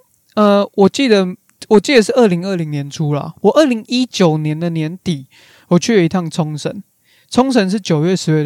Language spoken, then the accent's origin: Chinese; Taiwan; 我们台湾人、亚洲人